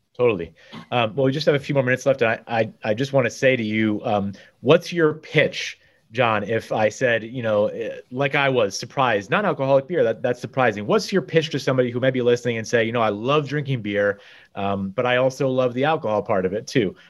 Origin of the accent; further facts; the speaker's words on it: Guilford, Connecticut, United States; also born or lived in Madison, Connecticut; as a Guilford High School student, went out to the Hopi reservation in Arizona, and for me, probably like you, growing up in Guilford and Madison